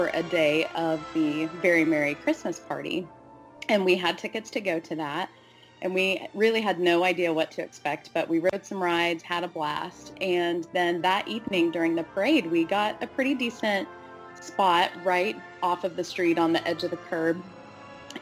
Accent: Kansas, United States; I am from Kansas.

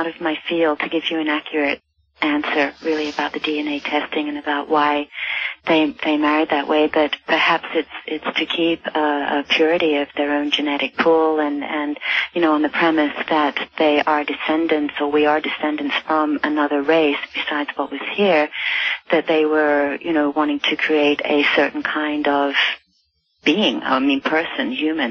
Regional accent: United Kingdom; born there; I was born in Britain, although I hadn't lived there for any length of time, but when I returned to Britain to start working

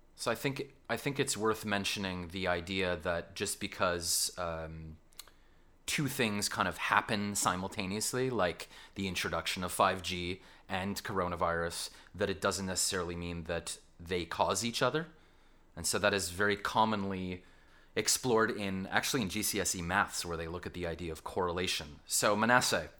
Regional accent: Canada; accent: Canadian; now in London, United Kingdom; my Canadian accent

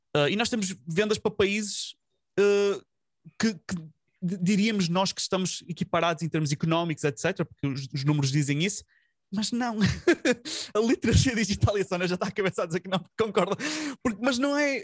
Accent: Portugal; nós, os portugueses

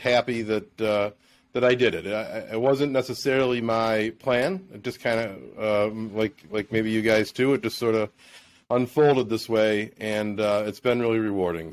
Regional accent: Buffalo, New York, United States; also born or lived in Naples, Florida; my hometown, to Buffalo

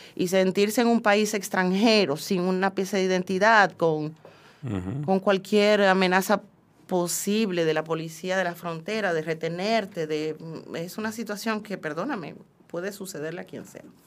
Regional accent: Dominican Republic; moved away; como mujer, como dominicana y como inmigrante

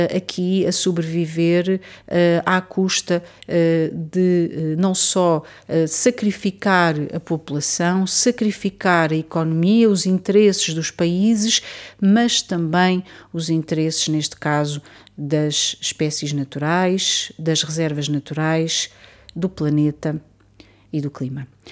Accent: Portugal; eu, pelo menos como portuguesa

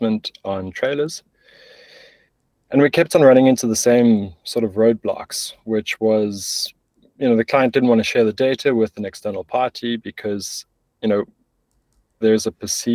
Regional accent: South Africa; moved away as an adult; now in Berlin, Germany; I'm originally South African

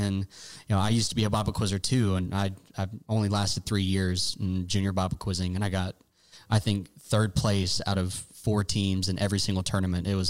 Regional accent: Bloomington, Illinois, United States; We grew up in Bloomington, Illinois together

